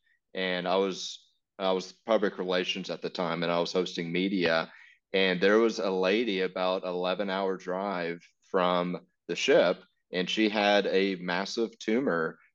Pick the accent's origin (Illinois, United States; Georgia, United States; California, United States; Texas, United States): Texas, United States; moved away as an adult; I'm from Texas and I went to Africa to join Mercy ships